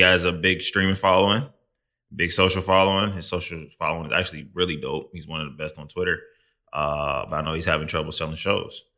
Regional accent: Midwest, United States; now in New York, United States; I'm from the Midwest

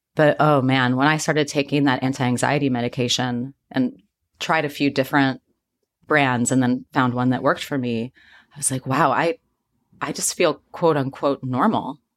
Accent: Midwest, United States; I grew up in the Midwest

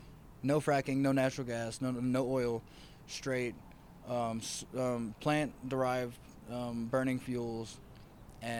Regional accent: Lake Charles, Louisiana, United States; moved away; I'm from Lake Charles, Louisiana

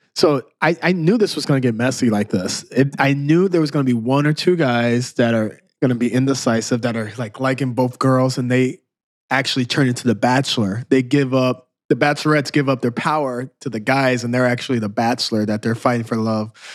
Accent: Southern Illinois, United States; now in Chicago, United States; We're from Southern Illinois. We moved to Chicago.

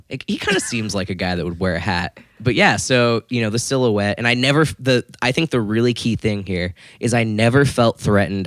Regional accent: Florida, United States; I grew up in Florida.

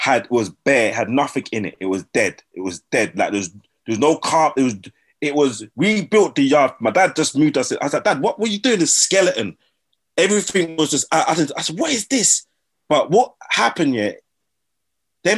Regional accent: Sutton, London, United Kingdom; also born or lived in Brixton, London / Croydon, London; Grew up Brixton, Lambeth, fighting my black brothers all the time. So mum, dad said they're going to move me to Croydon. So we moved to Croydon, started fighting the Asian boys all the time, innit? But mum, dad said, forget that, we're going to move you to Sutton. So I grew up in Sutton

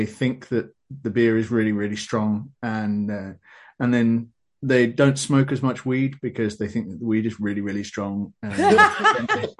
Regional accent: London, United Kingdom; moved away as an adult; now in Netherlands; I grew up in London

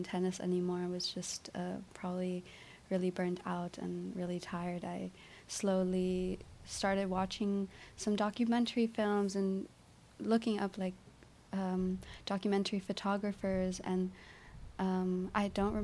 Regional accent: Altamonte Springs, Florida, United States; moved away as an adult; also born or lived in Boca Raton, Florida / North Carolina / Puerto Rico / Savannah, Georgia; now in Berlin, Germany; I was born in Altamont Springs, Florida, to Puerto Rican parents, mm-hmm. and grew up just kind of in Florida and back and forth, also going to Puerto Rico.

